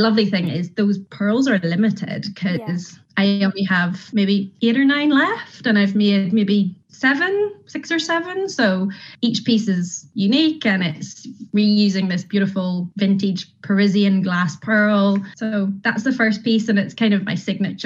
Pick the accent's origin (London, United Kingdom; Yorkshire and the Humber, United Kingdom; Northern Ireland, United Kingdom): Northern Ireland, United Kingdom; Carrickfergus; moved away as an adult; also born or lived in Sardinia; I am from Carrick, born and bred, but I have spent nearly 20 years of my life around the world.